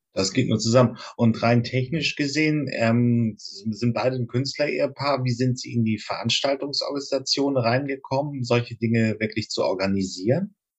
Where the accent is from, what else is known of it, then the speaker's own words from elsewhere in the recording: Northern Germany, Germany; ich komme aus Norddeutschland